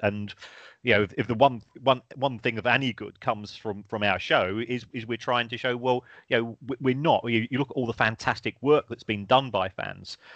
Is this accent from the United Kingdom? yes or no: yes; South London, United Kingdom; I grew up in South London myself